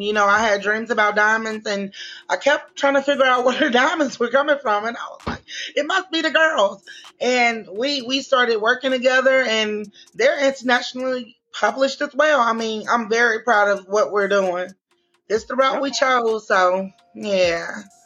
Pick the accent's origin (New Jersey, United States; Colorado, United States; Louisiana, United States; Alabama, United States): Louisiana, United States; Shreveport; I'm from Shreveport, Louisiana